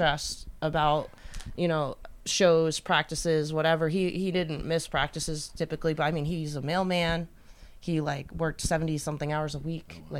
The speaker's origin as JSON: {"language": "English", "town": "Oneonta", "region": "New York", "country": "United States", "said": "I'm from Oneonta. There wasn't like a lot of music out there."}